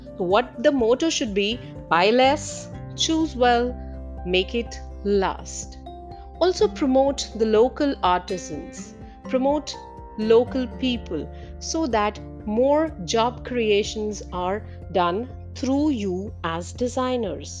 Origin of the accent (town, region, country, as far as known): India